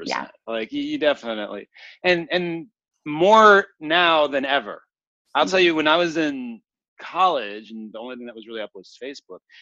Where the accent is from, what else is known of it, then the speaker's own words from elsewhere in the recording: Lafayette, Louisiana, United States; I was born in Lafayette, Louisiana, um, which is a relatively small city in the South